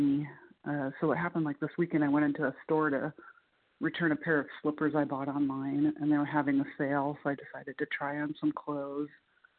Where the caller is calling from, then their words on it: Muncie, Indiana, United States; calling in from Muncie, Indiana.